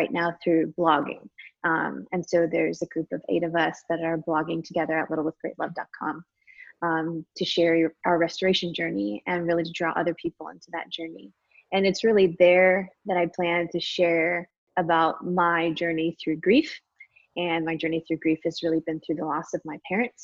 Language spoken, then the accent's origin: English; Michigan, United States; now in Austin, United States; I grew up in Michigan. I currently live in Austin, Texas